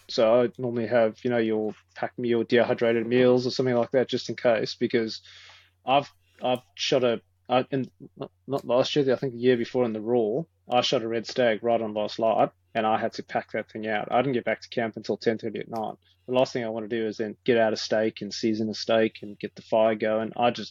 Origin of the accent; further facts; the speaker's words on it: South Africa; now in Australia; as a South African